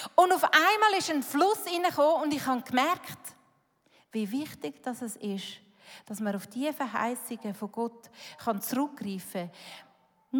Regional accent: Switzerland; Schweiz, das sind wir

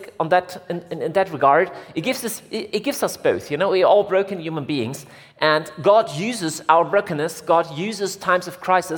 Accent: Germany; I'm from Germany.

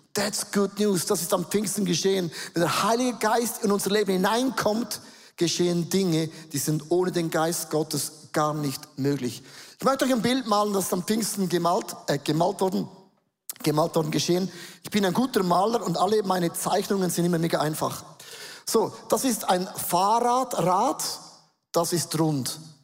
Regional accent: Switzerland; accent: Swiss German; first language Swiss German; German is a second language; auf Schweizerdeutsch umstellen, das ist meine Muttersprache

